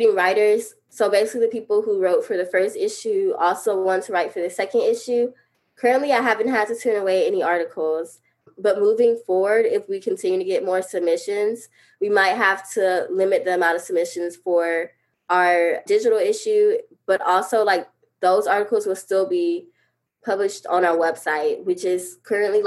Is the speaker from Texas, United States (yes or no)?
no; Montgomery, Alabama, United States; my hometown Montgomery